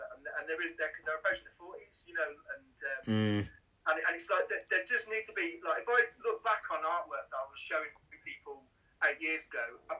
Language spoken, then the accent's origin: English; Birmingham, West Midlands, United Kingdom; So I lived when I was really young. I lived in Solihull for a little bit, and then we moved to, my parents bought a pub, which would be on Hur Street now.